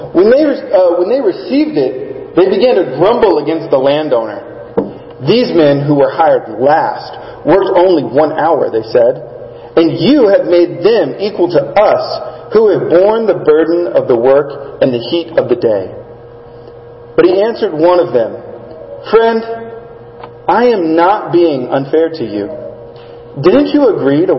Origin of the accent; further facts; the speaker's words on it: South Texas, United States; I grew up in South Texas